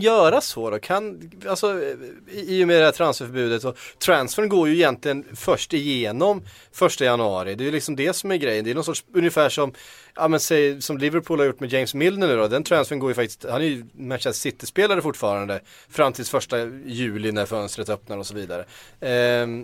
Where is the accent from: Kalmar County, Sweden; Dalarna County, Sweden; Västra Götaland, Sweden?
Kalmar County, Sweden; Västervik; accent: Östgötska; min, min, min östgötska